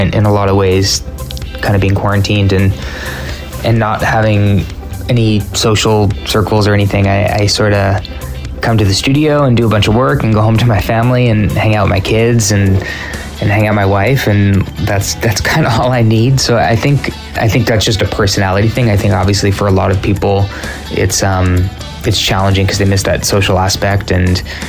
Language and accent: English; California, United States; we are from California